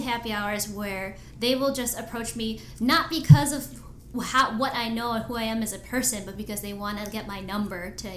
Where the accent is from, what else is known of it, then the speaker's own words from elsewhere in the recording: Skokie, Illinois, United States; I grew up in Skokie, and I was like, Skokie's a very diverse neighborhood